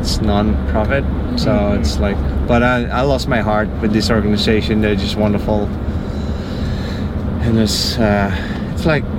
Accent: Netherlands; also born or lived in Miami, United States; now in Florida, United States; So I'm from the Netherlands. Oh, cool. Yeah, born and raised, and lived mostly abroad.

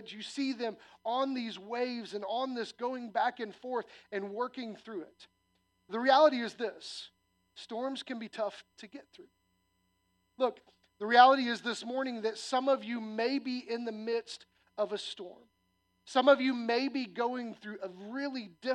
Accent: Illinois, United States; moved away; When I was a little kid, I grew up in Illinois, and it was corn and soybean farms

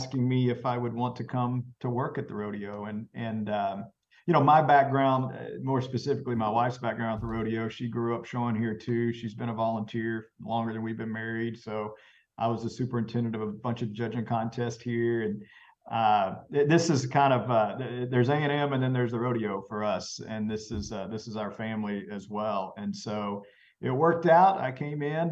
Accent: Brazos Valley, Texas, United States; I grew up in the Brazos Valley area myself.

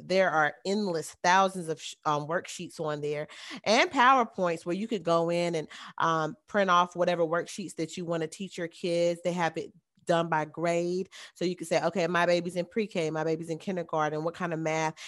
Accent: the South, United States; I am from the South, it is very hot down here.

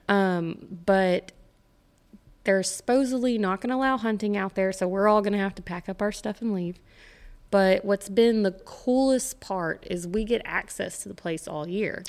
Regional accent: Santa Fe, Texas, United States; also born or lived in Midland, Texas; I grew up in Santa Fe, Texas, over by Galveston

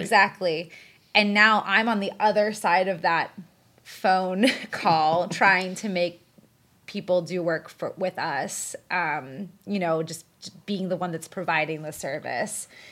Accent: Pittsburgh, Pennsylvania, United States; also born or lived in Washington, D.C.; since I'm from Pittsburgh and I wanted to be closer to my family, I moved back here

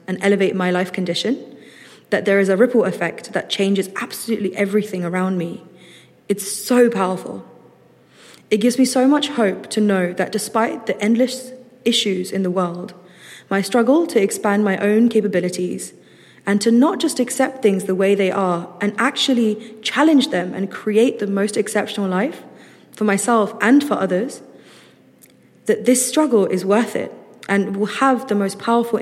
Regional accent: London, United Kingdom; I'm from London and I'm a master's student

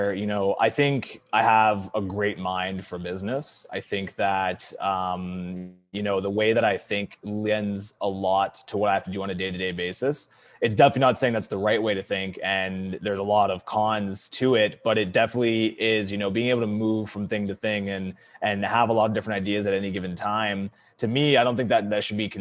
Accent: Cornwall, Ontario, Canada; I was homeschooled all the way up until grade 8, and then ended up going to a French Catholic school in Cornwall, Ontario

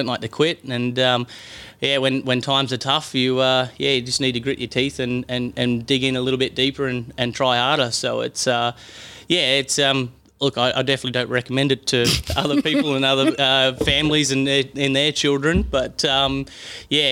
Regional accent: Roto, New South Wales, Australia; now in Queensland, Australia; where I grew up in Roto

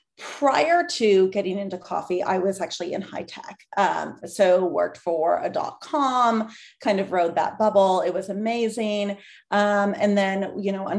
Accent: San Francisco Bay Area, California, United States; I'm from the San Francisco Bay Area, born and raised.

